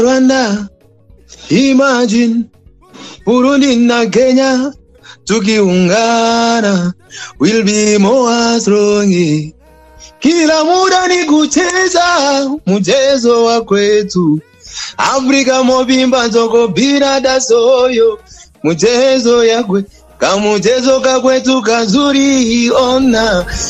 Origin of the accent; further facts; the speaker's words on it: Beni, North Kivu, DR Congo; now in Goma, Democratic Republic of the Congo; Mi ni mzaliwa wa Beni huko